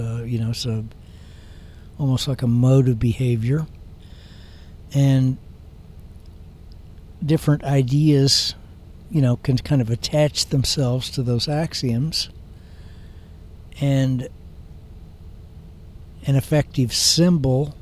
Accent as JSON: {"language": "English", "country": "United States", "said": "I'm an American"}